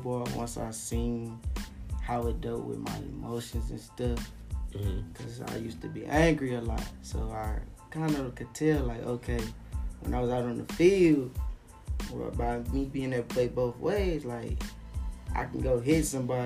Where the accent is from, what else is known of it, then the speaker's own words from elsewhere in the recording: Muskegon Heights, Michigan, United States; I'm from Muskegon Heights